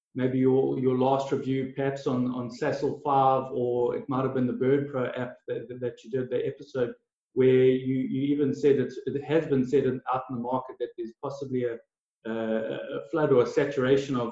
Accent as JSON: {"language": "English", "town": "Durban", "region": "KwaZulu-Natal", "country": "South Africa", "tie": "born or raised there", "also_born_or_lived": "Ballito", "said": "I'm born and raised in South Africa, in Durban and KZN."}